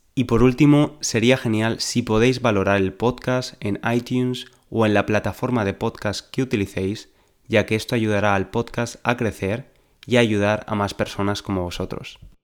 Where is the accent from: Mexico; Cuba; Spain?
Spain; Valencia, Valencian Community; moved away as an adult; now in London, United Kingdom; nací en Valencia, la tercera ciudad de España, vivo en Londres desde hace varios años